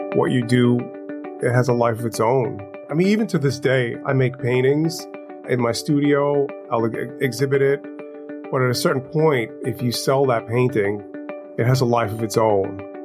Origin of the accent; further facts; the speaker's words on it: New York City, New York, United States; I grew up in Crown Heights, Brooklyn. I lived on Eastern Parkway.